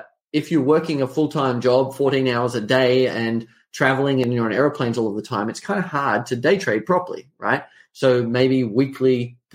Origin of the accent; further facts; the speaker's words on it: Australia; accent: Australian; I'm an Australian. You can probably tell from the accent.